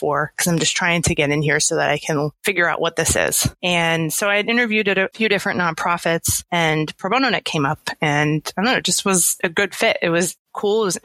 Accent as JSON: {"language": "English", "area": "Philadelphia area", "region": "New Jersey", "country": "United States", "also_born_or_lived": "Los Angeles", "moved": "yes", "lives_now": "New York City, United States", "said": "I'm from South Jersey, Philadelphia area"}